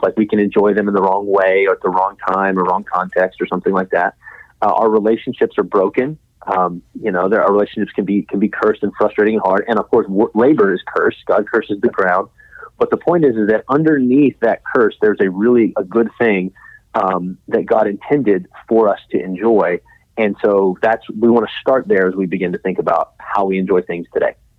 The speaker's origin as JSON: {"language": "English", "town": "Midland", "region": "Texas", "country": "United States", "tie": "born or raised there", "said": "I grew up in West Texas, uh, in Midland"}